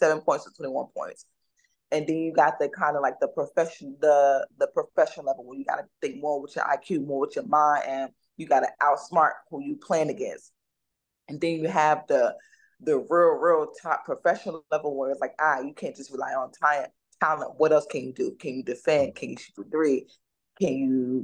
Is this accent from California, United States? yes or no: no; Newark, New Jersey, United States; I come from Newark, the number block, 17th Street, 18th Ave.